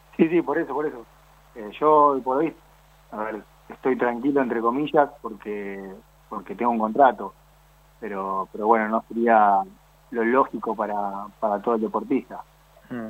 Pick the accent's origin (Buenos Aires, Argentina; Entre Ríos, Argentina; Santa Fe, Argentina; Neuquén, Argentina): Buenos Aires, Argentina